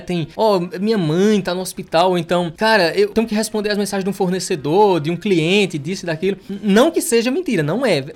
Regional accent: Pernambuco, Brazil; eu sou de Pernambuco

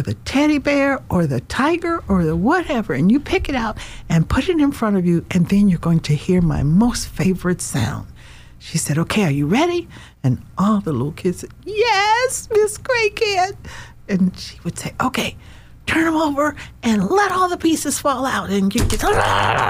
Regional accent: Nashville, Tennessee, United States; I am a country girl, like you said, from Nashville, Tennessee

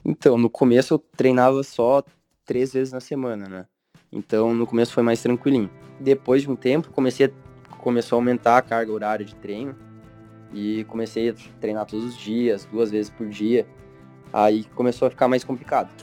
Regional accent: Pato Branco, Paraná, Brazil; moved away as an adult; also born or lived in Curitiba / United States; now in Florianópolis, Brazil; eu sou natural de Pato Branco, que nem você, tanto que a gente estudou muito tempo juntos, mas eu fui bem novo para Curitiba

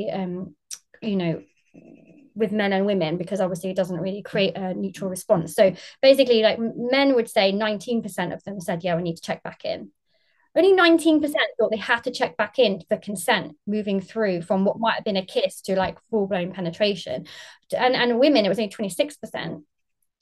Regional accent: United Kingdom; now in Margate, United Kingdom; I'm based in Margate in England, UK. Obviously, I'm very British.

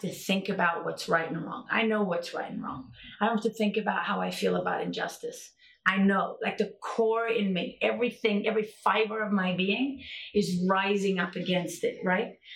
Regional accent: South Africa; I grew up in South Africa under apartheid

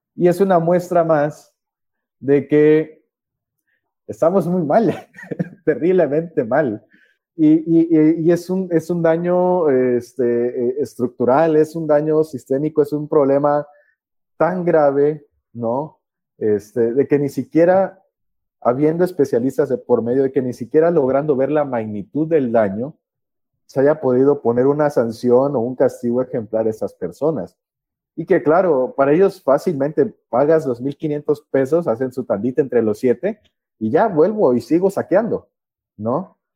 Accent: Mexico; also born or lived in Chiapas

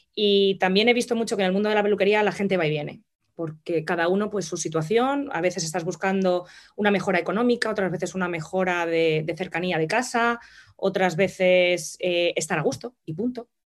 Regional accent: Madrid, Community of Madrid, Spain; moved away as an adult; also born or lived in La Vera, Cáceres; now in London, United Kingdom; soy nacida en Madrid, pero mi familia es de la zona de La Vega

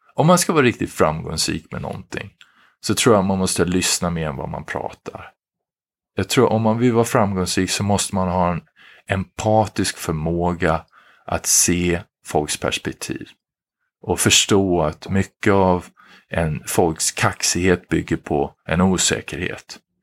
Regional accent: Sweden; moved away as an adult; now in Philadelphia, United States; vi i Sverige, vi svenskar

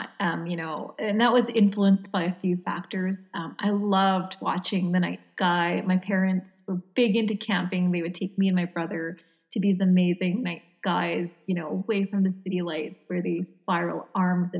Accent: Canada; I'm Canadian

